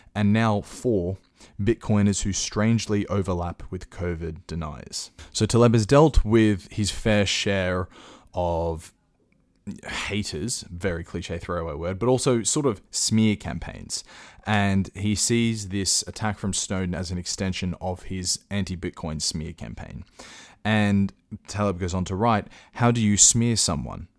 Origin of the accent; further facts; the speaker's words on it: Australia; I'm an Australian